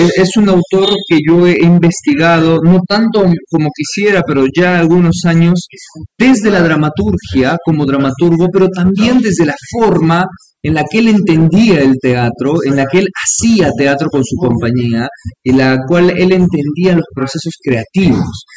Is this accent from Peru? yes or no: yes; Peru; como ciudadanos peruanos